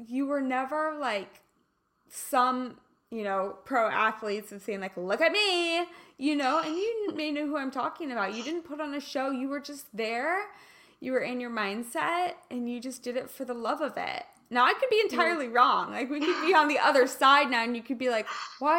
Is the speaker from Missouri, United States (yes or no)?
yes; Kansas City, Missouri, United States; moved away as an adult; also born or lived in Los Angeles; I'm from Kansas. Like I'm a KC girl